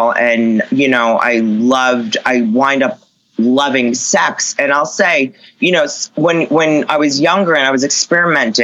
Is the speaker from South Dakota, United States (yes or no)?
no; Long Island, New York, United States; moved away; I grew up in Long Island, New York